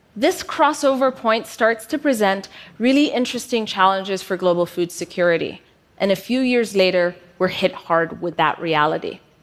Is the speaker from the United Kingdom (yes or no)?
no; Ethiopia; moved away as an adult; also born or lived in United States; when I moved from Ethiopia to the US for university. Upon my return back home